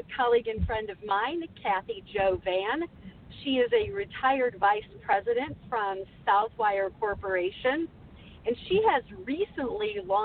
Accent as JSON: {"language": "English", "region": "Midwest", "country": "United States", "also_born_or_lived": "Quad Cities", "said": "as a Midwesterner"}